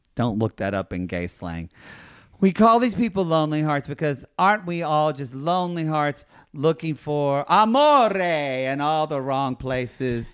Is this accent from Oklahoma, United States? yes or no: yes; Oklahoma, United States; I'm from Oklahoma